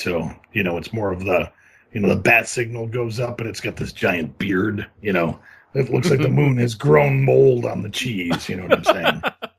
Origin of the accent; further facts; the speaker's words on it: Midwest, United States; I come from the Midwest. We had to drill our own wells